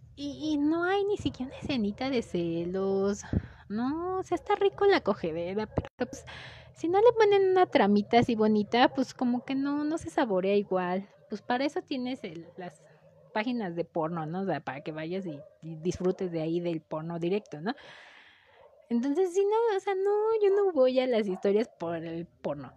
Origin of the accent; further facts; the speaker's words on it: Mexico; el lenguaje que nosotros le damos tal vez como mexicanos